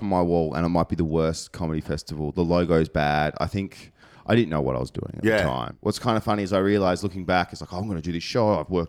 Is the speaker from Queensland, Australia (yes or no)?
no; Tasmania, Australia; now in Melbourne, Australia; I grew up in Tassie.